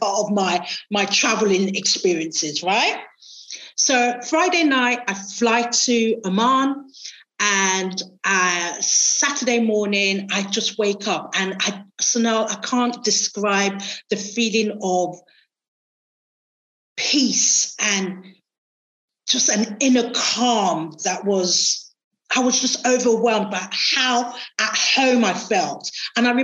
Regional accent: Nigeria; moved away; I grew up with him in Nigeria.

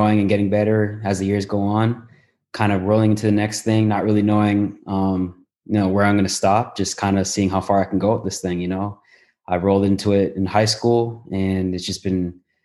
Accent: Toronto, Ontario, Canada; moved away as an adult; also born or lived in Southern California; I'm a guy from Toronto

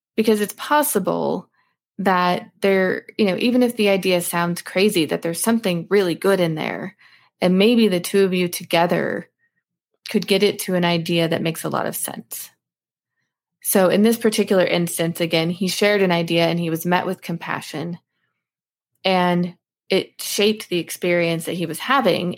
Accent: Alaska, United States; I grew up in Alaska

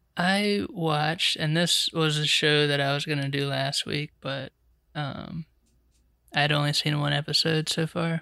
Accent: Charlotte, North Carolina, United States; I'm a writer director from Charlotte, North Carolina

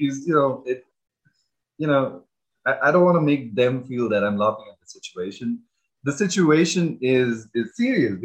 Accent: India; moved away as an adult; now in United States; growing up in India

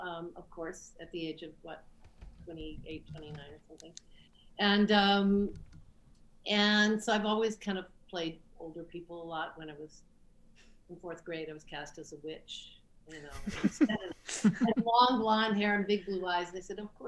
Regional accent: Midwest, United States; I grew up in the Midwest

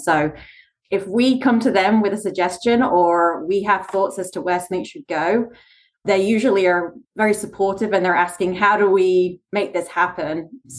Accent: London, United Kingdom; also born or lived in Australia; Opposite way around. I'm from London originally, and then I lived in Australia for a year.

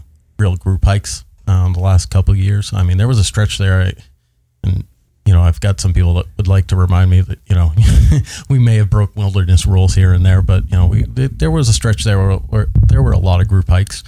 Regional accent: Nashua, New Hampshire, United States; I grew up in Nashua.

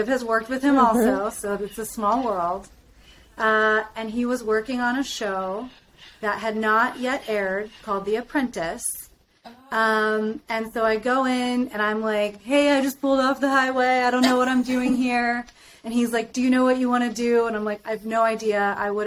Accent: Pittsburgh, Pennsylvania, United States; moved away as an adult; also born or lived in Syracuse, New York; now in Los Angeles, United States; I'm from Pittsburgh, which, for those of you across the pond, is basically on the other side of the country from L.A. And I was a little sheltered, suburban idiot

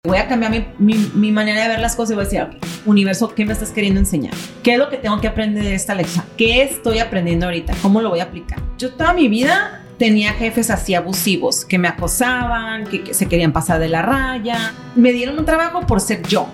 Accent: San Diego, California, United States; also born or lived in Tijuana, Mexico; nací en San Diego por pura casualidad

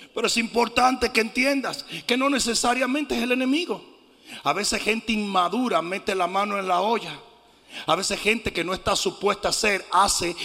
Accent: Dominican Republic; mi país, la República Dominicana

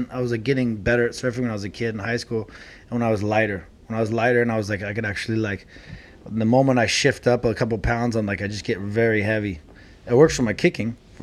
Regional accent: Santa Cruz, California, United States; I grew up in Santa Cruz.

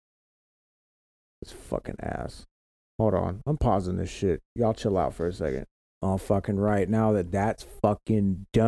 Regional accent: Florida, United States; I'm from Florida

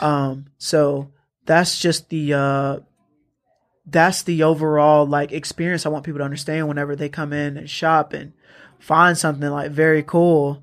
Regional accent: Atlanta, Georgia, United States; I'm from Atlanta

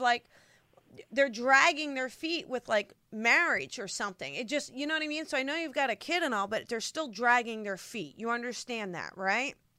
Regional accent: New Jersey, United States; I'm from Jersey

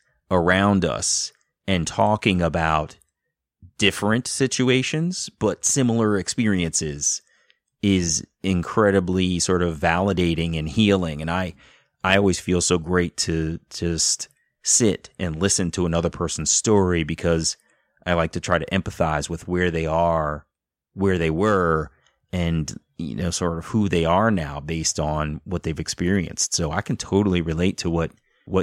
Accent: Columbia, Maryland, United States; I grew up amazing, you know, had an amazing life in Columbia, Maryland

